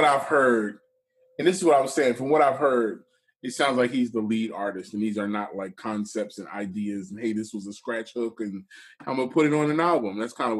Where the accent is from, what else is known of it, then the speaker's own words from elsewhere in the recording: Jamaica; I'm Jamaican, so I call him Lucas Joyner.